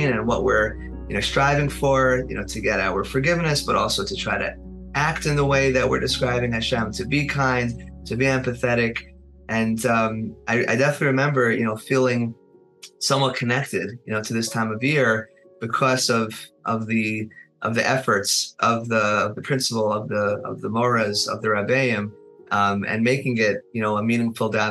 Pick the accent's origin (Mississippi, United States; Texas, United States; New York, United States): New York, United States; Monsey; I grew up in Muncie, I think I mentioned before, so I went to Ashar